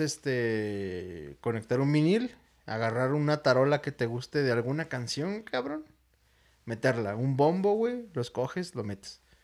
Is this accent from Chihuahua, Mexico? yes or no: yes; Ciudad Juárez, Chihuahua, Mexico; soy de Juárez y estoy acostumbrado a que la ciudad más cercana está a dos horas